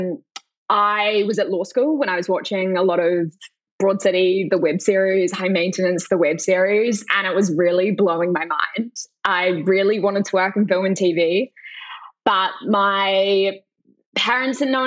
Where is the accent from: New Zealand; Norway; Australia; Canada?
New Zealand; moved away; when I was growing up in New Zealand